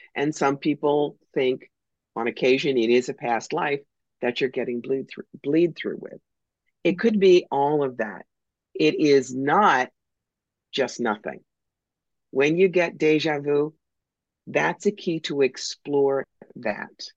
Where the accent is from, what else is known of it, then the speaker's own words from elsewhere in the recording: United States; I'm American